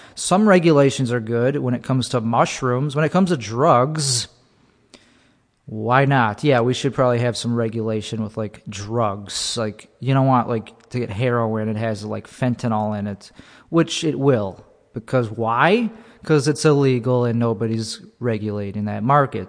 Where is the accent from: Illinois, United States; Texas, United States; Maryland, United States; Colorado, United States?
Illinois, United States; Buffalo Grove; Buffalo Grove